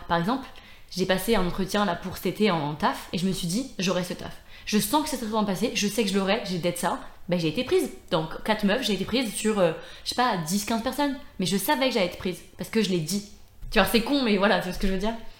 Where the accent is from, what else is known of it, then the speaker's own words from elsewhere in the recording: Brittany, France; now in Lyon, France; je reviens assez souvent quand même en Bretagne euh, bah, parce que je suis très proche de ma famille